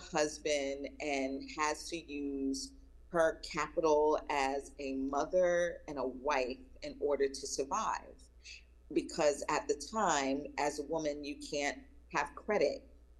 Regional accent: Long Island, New York, United States; even though I was raised in Long Island in the North, that I am very much a Southern woman. And I say that because I was raised by Southern people. My mom's from South Carolina, my dad's from Virginia.

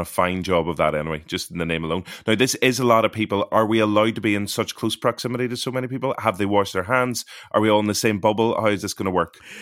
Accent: Ireland; growing up in Ireland

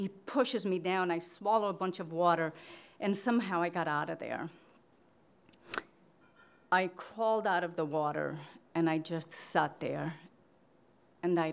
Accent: Portugal; moved away; I grew up in Portugal in a small city in an orphanage.

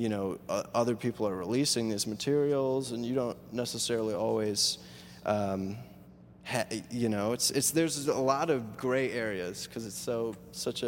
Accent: Midwest, United States; now in Chicago, United States; I stay in Chicago because I'm a Midwest dude. You know, I'm from the Midwest

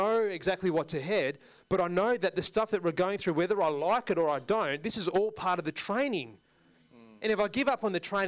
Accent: India; you're Indian and I'm Indian, so this is going to be a tough deal, but I'm not dropping my price.

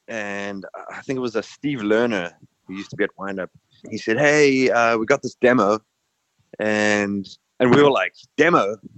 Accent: South Africa; moved away; being on a South African passport

